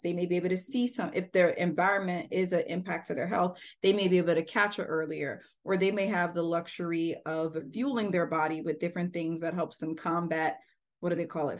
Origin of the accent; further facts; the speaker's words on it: Pacific Northwest, United States; I grew up in the Pacific Northwest, learned how to compost when I was in third grade